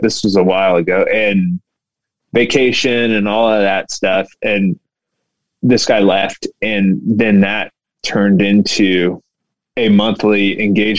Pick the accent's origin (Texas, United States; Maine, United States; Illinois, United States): Texas, United States; Houston; I grew up in Houston. I've lived in Houston my whole life